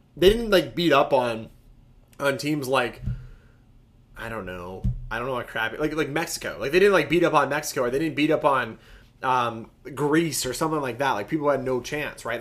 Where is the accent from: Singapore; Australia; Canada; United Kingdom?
Canada; as a Canadian soccer player